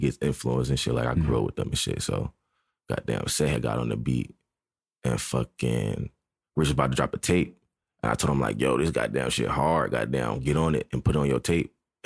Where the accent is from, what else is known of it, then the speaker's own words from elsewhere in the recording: Gwinnett, north of Atlanta, Georgia, United States; also born or lived in Kansas; I'm from the North